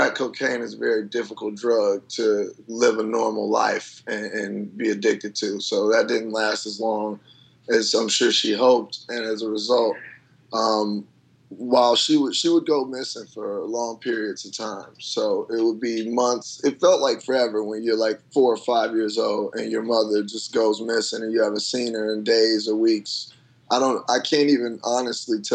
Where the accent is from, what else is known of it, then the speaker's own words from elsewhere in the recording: Chicago, Illinois, United States; moved away; the South Side where I grew up